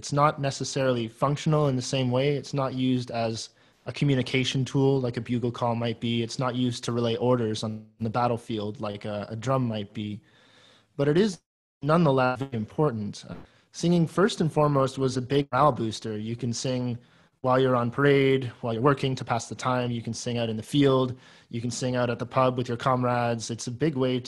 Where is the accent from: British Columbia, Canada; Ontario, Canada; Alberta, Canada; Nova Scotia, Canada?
Ontario, Canada; Guelph; now in Kingston, Canada; I'm from Guelph